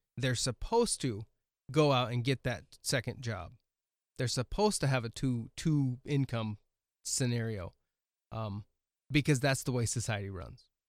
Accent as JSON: {"language": "English", "region": "Oregon", "country": "United States", "tie": "born or raised there", "moved": "yes", "lives_now": "Milbank, United States", "said": "I grew up in Oregon"}